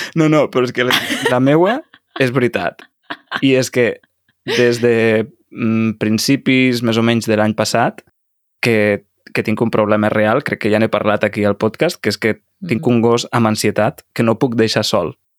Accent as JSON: {"language": "Catalan", "country": "Mexico", "also_born_or_lived": "Lleida, Spain", "second_language": "Catalan", "said": "Soc de Mèxic"}